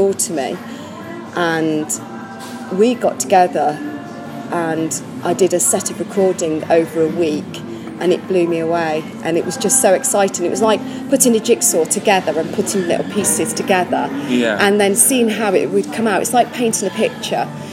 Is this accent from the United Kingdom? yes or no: yes; Warwickshire, West Midlands, United Kingdom; I'm from Warwickshire.